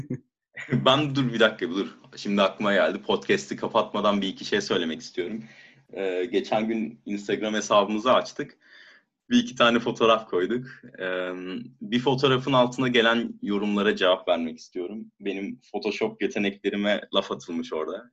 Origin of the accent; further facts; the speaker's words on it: Turkey; moved away as an adult; now in Germany; ben, eee, yarı Almanım, yarı Türk'üm ama kendimi tabii ki daha çok Türkiye'ye ait hissediyorum.